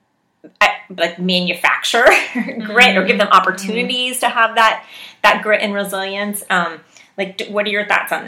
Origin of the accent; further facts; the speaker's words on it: West Virginia, United States; moved away; I grew up in West Virginia